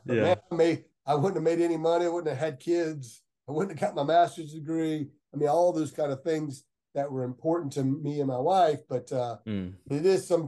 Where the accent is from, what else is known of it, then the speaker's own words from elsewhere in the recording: Lakeland, Florida, United States; also born or lived in Mulberry, Florida; now in Gainesville, United States; I grew up in Lakeland